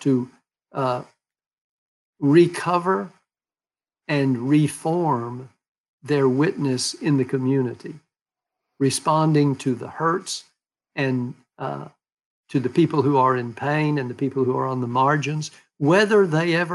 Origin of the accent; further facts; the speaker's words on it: Texas, United States; When I was growing up in Texas, witness as a Baptist was something you did in order to call people to conversion